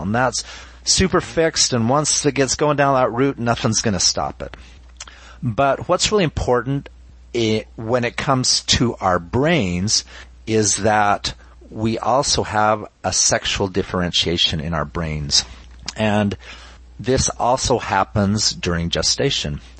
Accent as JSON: {"language": "English", "region": "Utah", "country": "United States", "said": "I'm originally from Utah. I was raised LDS"}